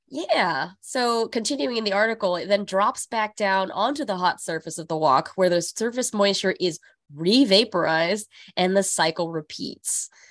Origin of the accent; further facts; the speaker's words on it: California, United States; now in New York City, United States; growing up in California